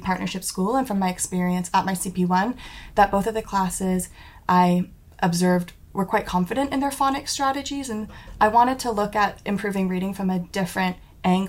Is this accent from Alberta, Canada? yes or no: no; Ontario near Toronto, Canada; moved away as an adult; now in Cardiff, United Kingdom; I'm from Canada and Ontario near Toronto